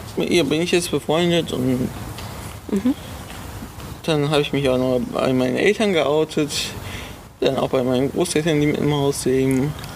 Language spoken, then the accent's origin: German; Solingen, North Rhine-Westphalia, Germany; Ich komme aus Solingen, bin 21 Jahre alt